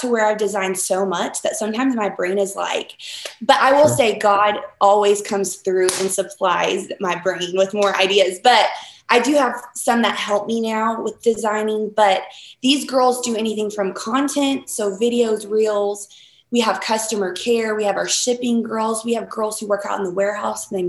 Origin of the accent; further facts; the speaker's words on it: North Carolina, United States; moved away; I'm originally from North Carolina, and so a lot of the styles that I carry kind of have that Southern feel.